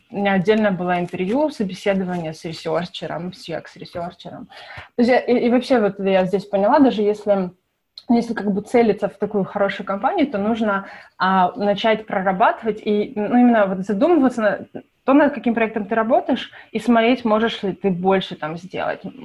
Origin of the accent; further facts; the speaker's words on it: Kyiv, Ukraine; moved away as an adult; now in United States; вообще родом я из Киева